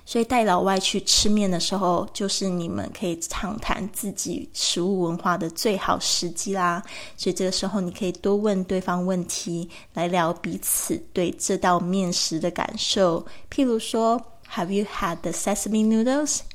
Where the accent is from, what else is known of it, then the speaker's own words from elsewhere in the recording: Kaohsiung, Taiwan; 我的老家高雄盐城区